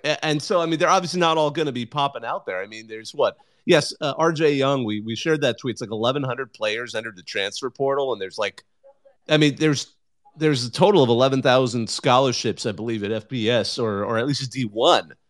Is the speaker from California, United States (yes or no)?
yes; Bakersfield, California, United States; I grew up in the Central Valley myself